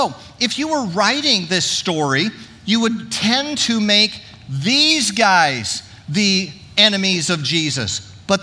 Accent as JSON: {"language": "English", "area": "Orange County", "region": "California", "country": "United States", "tie": "born or raised there", "said": "I grew up in Orange County"}